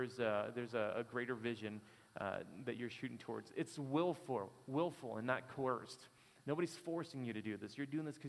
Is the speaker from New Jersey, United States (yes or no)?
no; Detroit, Michigan, United States; I'm from Detroit.